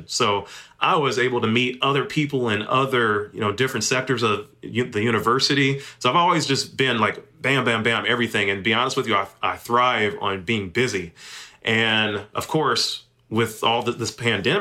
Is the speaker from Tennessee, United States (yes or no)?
yes; Memphis, Tennessee, United States; moved away as an adult; also born or lived in Austin, Texas / Arkadelphia, Arkansas; Memphis is my hometown. I grew up here